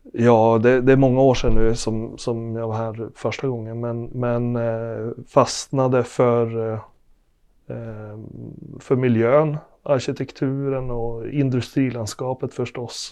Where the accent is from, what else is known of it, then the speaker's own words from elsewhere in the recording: Arvidsjaur, Norrbotten County, Sweden; moved away as an adult; also born or lived in Luleå / Riksgränsen / Östergötland; now in Norrköping, Sweden; Kommer från Norrbotten. Född och uppvuxen i Arvidsjaur